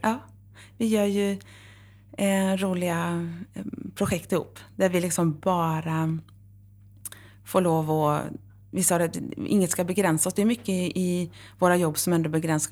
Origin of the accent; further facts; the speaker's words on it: Horred, Västra Götaland, Sweden; moved away; also born or lived in Varberg / Uppsala; Jag är uppvuxen i Horred